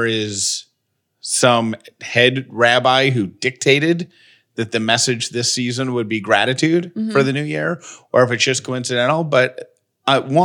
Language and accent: English; the North, United States; growing up in the North